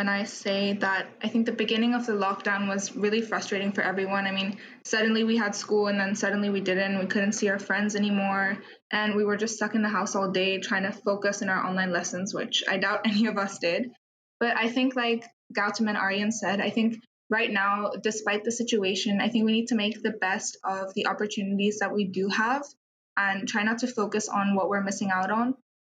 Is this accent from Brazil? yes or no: no; Dubai, United Arab Emirates; I'm also from India, but I was born in Dubai, so I've lived here all my life.